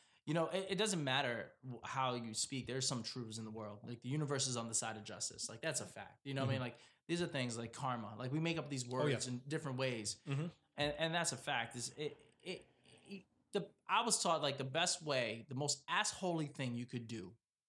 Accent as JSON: {"language": "English", "region": "East Coast", "country": "United States", "said": "I'm from the East Coast, so like I know I get..."}